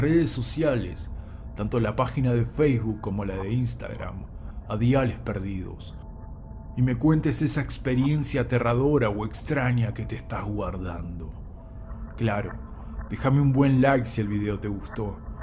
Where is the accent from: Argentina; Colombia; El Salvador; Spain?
Argentina; Neuquén; moved away; desde Neuquén Capital, el lugar donde me crié